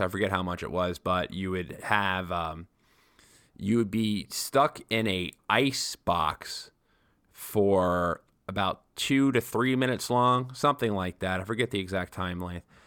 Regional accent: New York, United States; I'm a New Yorker

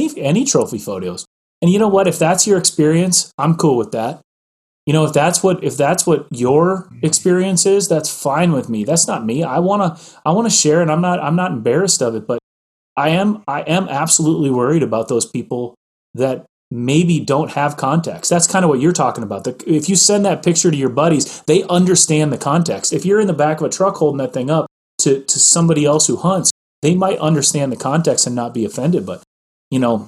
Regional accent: Midwest, United States; I grew up in the Midwest.

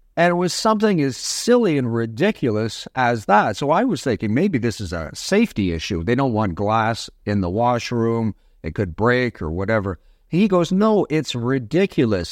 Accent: Toronto, Ontario, Canada; now in Pickering, Canada; I was born on the Danforth. Um, I took my first steps in Withrow Park, so, uh, I'm a, I'm a Toronto guy. Uh, I was raised in Scarborough

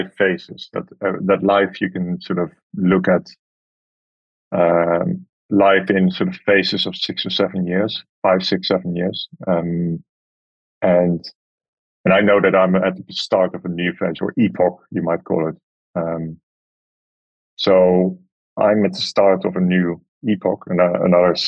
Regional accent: Amsterdam, North Holland, Netherlands; moved away; staying in a camper van in the pouring rain in my hometown

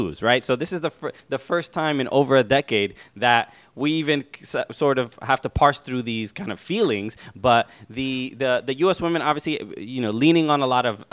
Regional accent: New York City, New York, United States; I grew up in Brooklyn. You know, son of Dominican immigrants

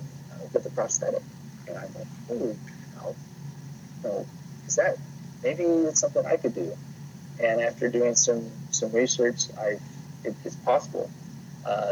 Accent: Provo, Utah, United States; where I grew up is Provo

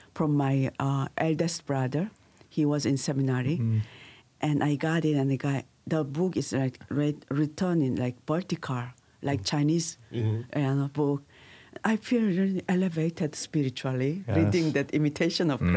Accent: Busan, South Korea; English is a second language; moved away as an adult; now in Dodoma, Tanzania; I was near Busan City. It's near it's end of the Korea, near Japan, and I grew with a very religious family

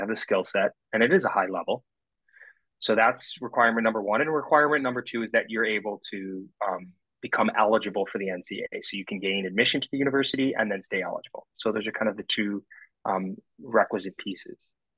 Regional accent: Midwest, United States; Remember, I'm a boy from the Midwest, so going to school out east was never on my mind.

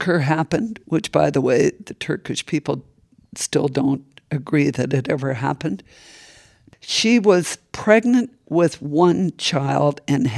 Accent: Edmonton, Alberta, Canada; now in San Francisco, United States; I grew up in Edmonton, Canada.

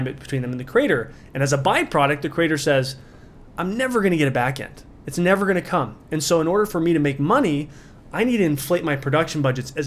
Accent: Burley, Idaho, United States; We're potato farmers from Burley, Idaho

